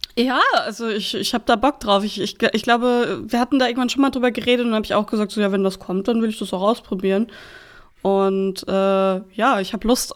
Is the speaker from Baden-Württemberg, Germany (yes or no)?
no; North Rhine-Westphalia, Germany; now in Schleswig-Holstein, Germany; Ich komme aus NRW